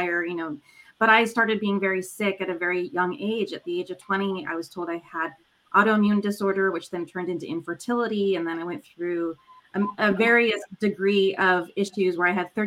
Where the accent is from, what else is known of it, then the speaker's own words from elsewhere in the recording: Los Angeles, California, United States; born and raised in Los Angeles